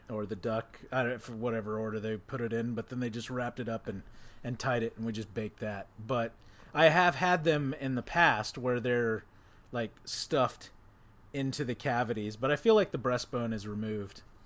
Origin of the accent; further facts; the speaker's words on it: Texas, United States; that's how we did it growing up in Texas